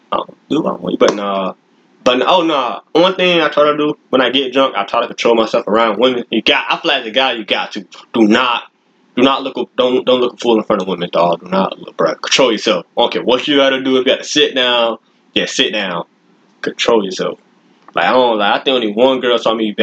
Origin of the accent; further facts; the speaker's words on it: Florida, United States; I'm from Florida.